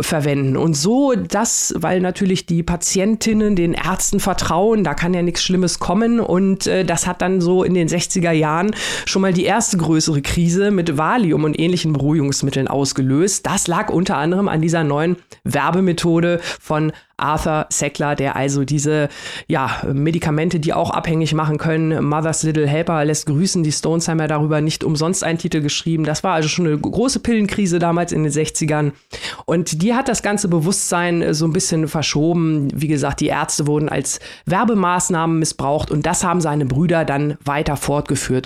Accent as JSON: {"language": "German", "country": "Germany", "said": "bei uns in Deutschland"}